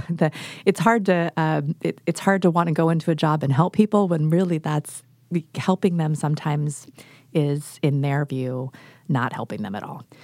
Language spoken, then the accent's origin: English; Northern California, United States; now in Oregon, United States; I grew up in Northern California originally